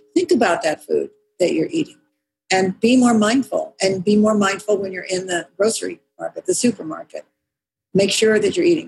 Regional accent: California, United States; I mean, I grew up in California. I grew up with all kinds of people here

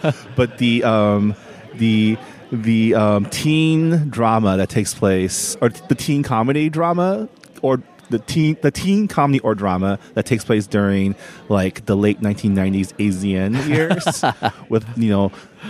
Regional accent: San Gabriel, California, United States; Very much San Gabriel.

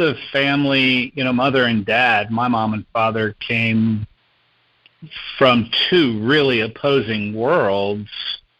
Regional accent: New Jersey, United States; also born or lived in Indiana / Kentucky / Wisconsin / Texas; I was born in Indiana, moved to Kentucky, Wisconsin, Texas, Brazil, South America, and then New Jersey was junior high and high school. So, you know, corporate brat, not military brat.

